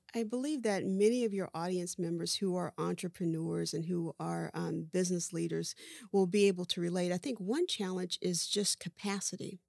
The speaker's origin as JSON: {"language": "English", "town": "Dayton", "region": "Ohio", "country": "United States", "tie": "born or raised there", "also_born_or_lived": "California / Atlanta / Florida", "moved": "as an adult", "said": "I was born and raised in Dayton, Ohio"}